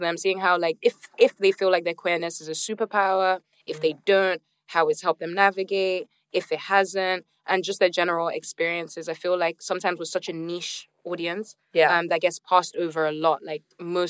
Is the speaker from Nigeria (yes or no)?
yes; Nigeria; I'm from Nigeria.